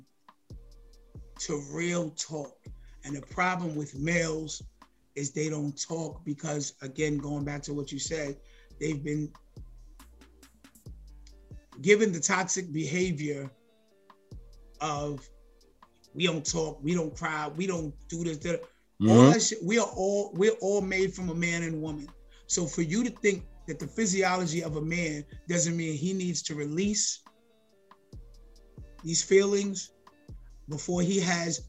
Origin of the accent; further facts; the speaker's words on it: New York City, New York, United States; also born or lived in Harlem, New York; I'm from Harlem and then moved to the Bronx when I was whatever, 8 years old